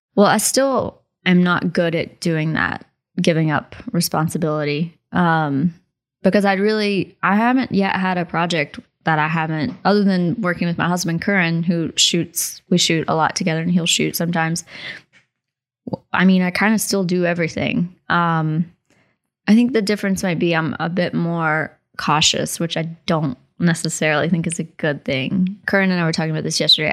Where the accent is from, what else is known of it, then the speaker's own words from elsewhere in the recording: Abingdon, Virginia, United States; also born or lived in Logan County; growing up in Logan County and in Abingdon, Virginia